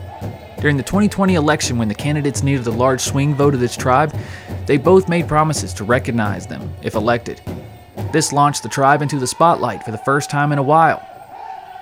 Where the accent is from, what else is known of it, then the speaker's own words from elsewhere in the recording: North Carolina, United States; I'm born and raised in North Carolina. Still love this wonderful state